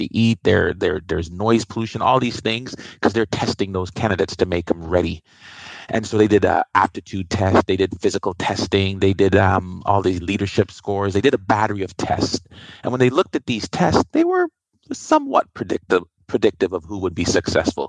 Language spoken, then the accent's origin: English; Canada; also born or lived in Iowa; I'm Canadian